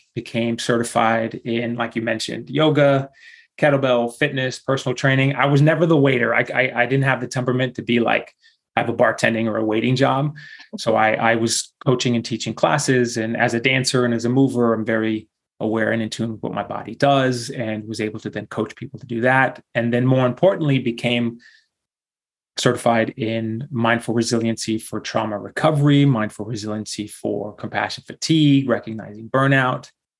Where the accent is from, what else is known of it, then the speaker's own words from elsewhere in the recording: Houston, Texas, United States; So shout out to mi mamá y mi papá que están quedando viviendo ahí in Houston, Texas. So raised in Houston, Texas, and lived pretty much a nomadic life from the get-go.